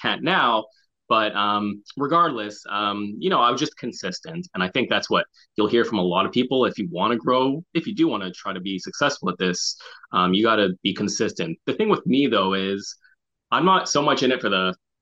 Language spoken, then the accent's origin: English; Montreal, Quebec, Canada; moved away as an adult; now in Toronto, Canada; born and raised in Montreal, but I've lived in Toronto for the last 7 years